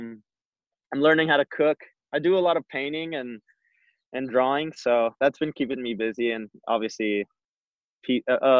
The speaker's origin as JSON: {"language": "English", "region": "Arizona", "country": "United States", "tie": "born or raised there", "moved": "as an adult", "lives_now": "San Diego, United States", "said": "I grew up in Arizona"}